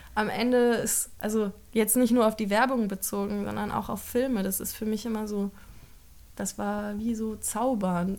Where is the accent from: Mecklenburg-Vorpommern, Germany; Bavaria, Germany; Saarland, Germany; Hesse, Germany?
Hesse, Germany; Frankfurt am Main; moved away; also born or lived in Ludwigsburg; Ich komme aus Frankfurt am Main